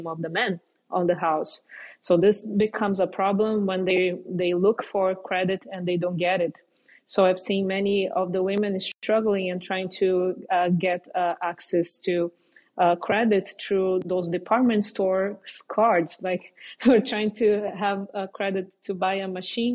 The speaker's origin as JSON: {"language": "English", "country": "Brazil", "tie": "born or raised there", "said": "growing up in Brazil"}